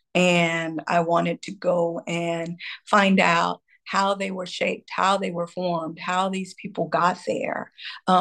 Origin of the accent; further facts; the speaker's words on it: Texas, United States; I am originally from Texas